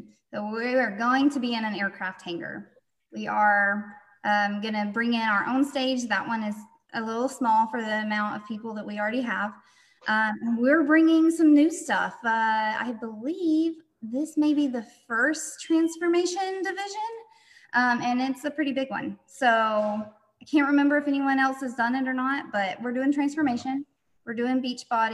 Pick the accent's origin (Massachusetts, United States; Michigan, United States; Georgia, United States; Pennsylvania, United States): Georgia, United States; North; moved away as an adult; also born or lived in Oklahoma; I was born and raised in Georgia, North Georgia